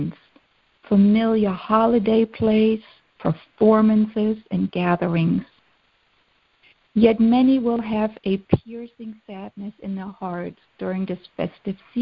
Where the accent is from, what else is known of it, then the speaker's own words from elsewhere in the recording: Germany; moved away; Growing up in Germany